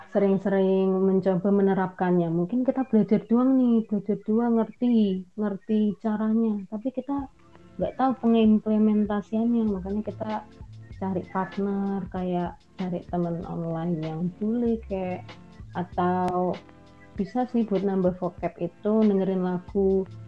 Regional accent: Indonesia; accent: medok; emang Inggrisku masih medok gitu jadi seberapa pun aku mencoba kan aksenku tetap ada

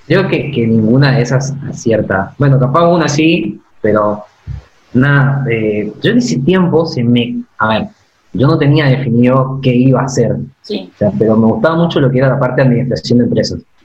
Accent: Esquina, Corrientes, Argentina; moved away as an adult; also born or lived in Saladas / Mercedes; now in La Plata, Argentina; nací en Corrientes, claro. pero quería en esquina.

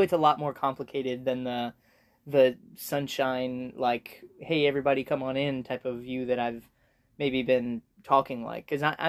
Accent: United States; I'm ethnically Swiss or whatever, but like, I just think of myself as an American

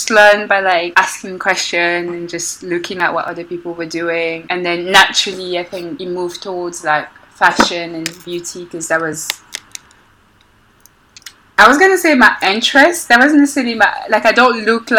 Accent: Belgium; moved away as an adult; also born or lived in Congo; now in London, United Kingdom; I grew up in Belgium

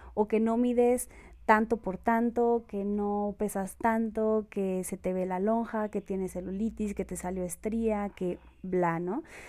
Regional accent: Mexico; also born or lived in Colombia; soy colombiana, Em, vine a México muy pequeña y pues he vivido aquí casi toda, toda, toda mi vida

